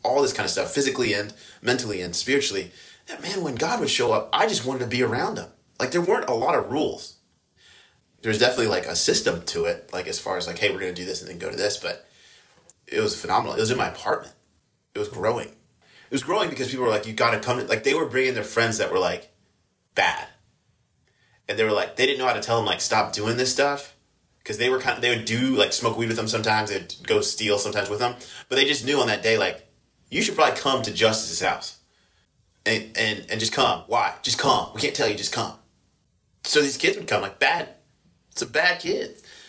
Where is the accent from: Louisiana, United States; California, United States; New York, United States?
Louisiana, United States; also born or lived in Iowa; And then I grew up in Louisiana. And so it was we moved there from Iowa when I was going into the seventh grade.